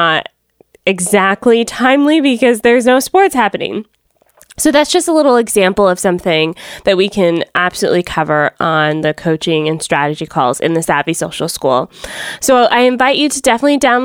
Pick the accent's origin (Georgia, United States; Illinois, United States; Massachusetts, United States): Georgia, United States; Atlanta; now in Fort Erie, Canada; I'm originally from Atlanta